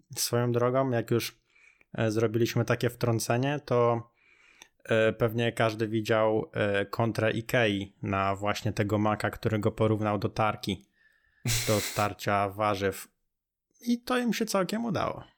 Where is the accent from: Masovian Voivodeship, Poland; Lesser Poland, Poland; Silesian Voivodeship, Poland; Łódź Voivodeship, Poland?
Masovian Voivodeship, Poland; near Radom; ja jestem z okolic Radomia